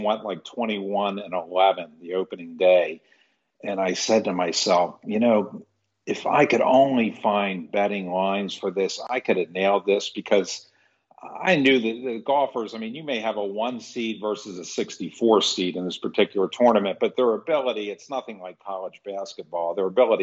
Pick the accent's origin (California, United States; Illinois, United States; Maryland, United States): Maryland, United States; I grew up on the East Coast in Maryland